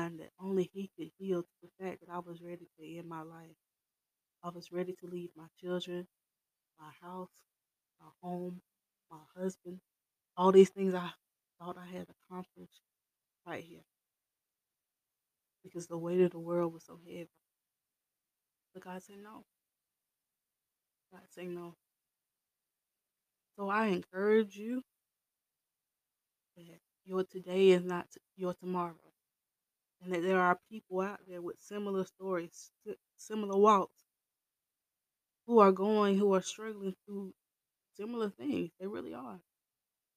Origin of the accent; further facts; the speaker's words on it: the South, United States; I'm raised from the South, okay, like deep in the South